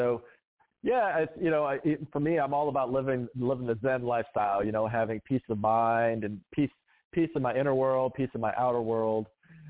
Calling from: Cary, North Carolina, United States; So I'm in Cary, North Carolina. It's just outside of Raleigh. It's a great little town.

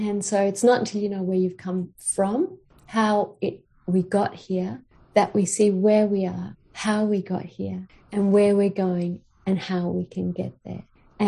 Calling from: Queensland, Australia; I'm calling from Aboriginal land. So I'm in Queensland

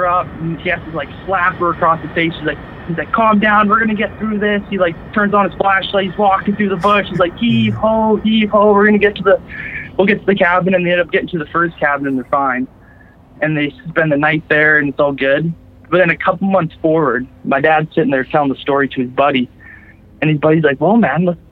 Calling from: Campbell River, British Columbia, Canada; calling from Vancouver Island, BC, Canada

